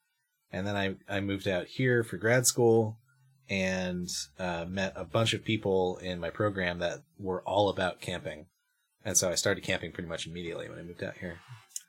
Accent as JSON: {"language": "English", "region": "Connecticut", "country": "United States", "tie": "born or raised there", "moved": "as an adult", "said": "I'm originally from Connecticut, and I grew up on the shore in Connecticut"}